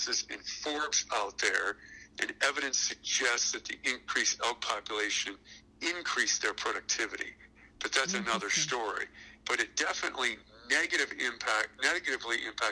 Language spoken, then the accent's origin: English; Ohio, United States; moved away; I grew up in Ohio